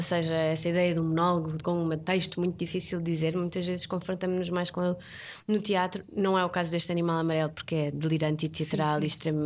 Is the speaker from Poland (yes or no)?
no; Portugal; also born or lived in Brazil; nós portugueses, ou seja, falo como portuguesa